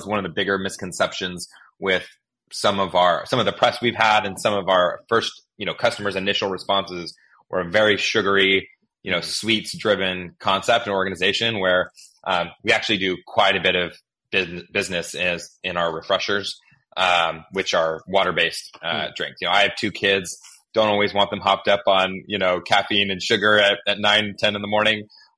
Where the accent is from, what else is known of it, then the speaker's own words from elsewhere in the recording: Pacific Northwest, United States; also born or lived in Northern California / Southern California; just to also kind of emphasize my own background, I'm from the West Coast.